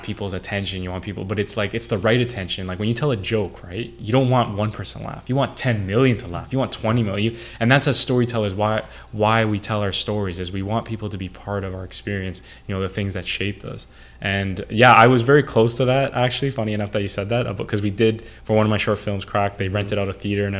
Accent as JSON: {"language": "English", "town": "Toronto", "region": "Ontario", "country": "Canada", "tie": "born or raised there", "said": "I was born in Toronto and I was raised there, been there all my life, really."}